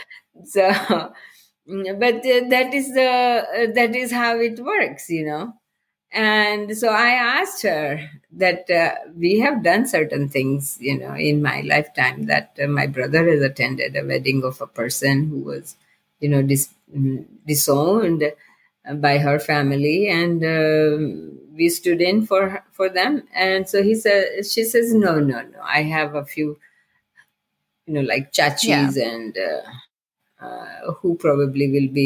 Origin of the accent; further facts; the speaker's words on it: India; moved away as an adult; when I was growing up in India